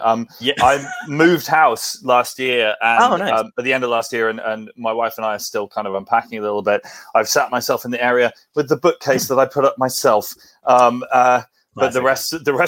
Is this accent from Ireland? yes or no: no; Winchester, South East England, United Kingdom; moved away as an adult; now in Essex, United Kingdom; I grew up, I'm sort of from the South Coast, and I'm now living on the East Coast.